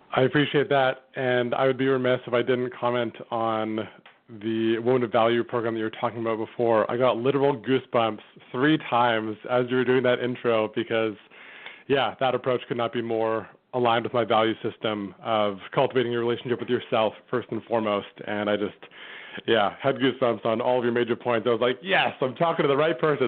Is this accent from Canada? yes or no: yes; Vancouver, British Columbia, Canada; my hometown of Vancouver, Canada